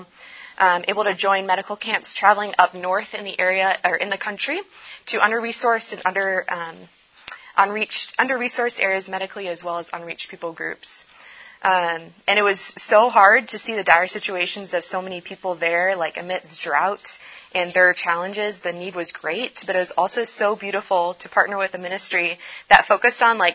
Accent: Indonesia; moved away; I was actually born and raised in Indonesia, the largest Muslim country in the world

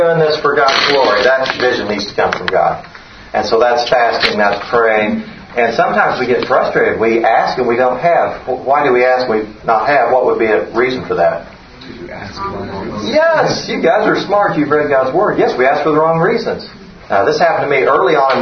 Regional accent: Oklahoma, United States; moved away as an adult; We were here from when my kids were 2 and 4. But we're from Oklahoma

